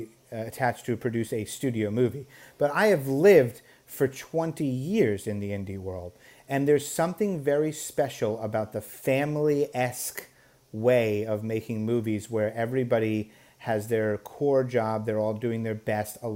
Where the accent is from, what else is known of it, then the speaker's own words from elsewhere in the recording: New York, United States; growing up in New York